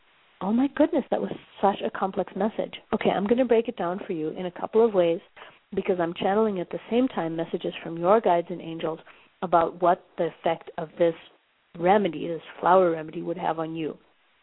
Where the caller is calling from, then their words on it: Johannesburg, Gauteng, South Africa; I'm calling you from Johannesburg, South Africa.